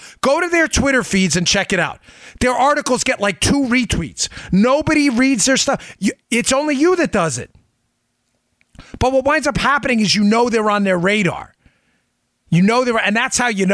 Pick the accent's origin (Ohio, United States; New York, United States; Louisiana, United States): New York, United States; I grew up in New York